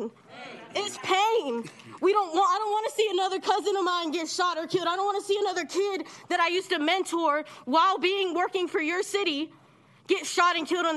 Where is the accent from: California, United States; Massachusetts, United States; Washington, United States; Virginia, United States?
California, United States; Sacramento; also born or lived in Reno, Nevada; I moved to Sacramento when I was 5 years old with my family. We moved here from Reno, Nevada